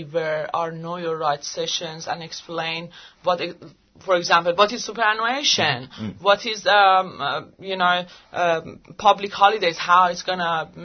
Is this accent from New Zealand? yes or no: no; Iran; English is a second language; moved away as an adult; now in Australia; I'm from Iran